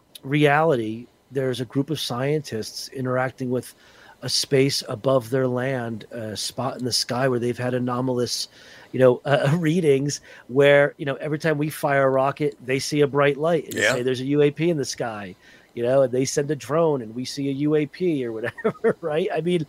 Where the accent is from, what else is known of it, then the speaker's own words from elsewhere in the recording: New Jersey, United States; Growing up in Northern New Jersey, Roman Catholic, you can't be at your adulthood.